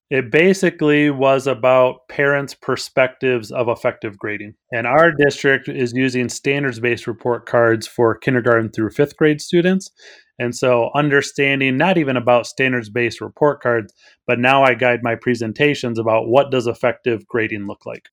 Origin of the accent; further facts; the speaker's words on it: Wisconsin, United States; now in Illinois, United States; I grew up in Wisconsin but I live in Illinois.